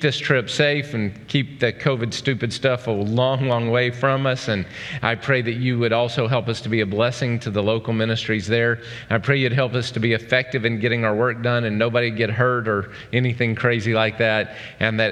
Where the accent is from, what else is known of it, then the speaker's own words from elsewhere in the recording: Oklahoma, United States; moved away; I grew up in Oklahoma.